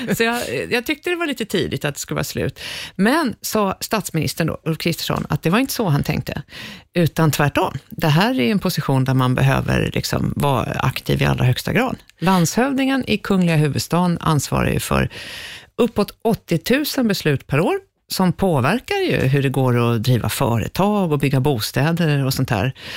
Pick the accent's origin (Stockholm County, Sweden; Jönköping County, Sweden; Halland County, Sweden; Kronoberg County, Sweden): Stockholm County, Sweden; Stockholm; i Skärholmen. Eh, där föddes jag en gång i tiden